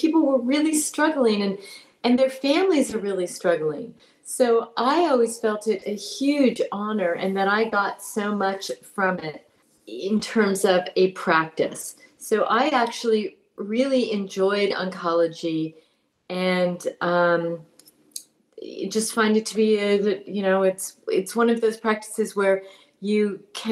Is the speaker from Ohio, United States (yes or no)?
no; Berkeley, California, United States; I was born in Berkeley, California